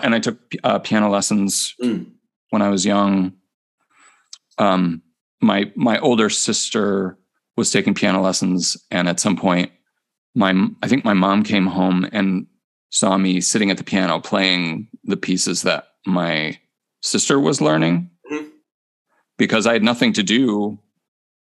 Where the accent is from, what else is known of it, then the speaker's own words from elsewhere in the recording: Crystal Lake, Illinois, United States; moved away as an adult; also born or lived in Cincinnati, Ohio / Corpus Christi, Texas; now in Minneapolis, United States; I grew up in Crystal Lake, Illinois, which is about 50 miles northwest of Chicago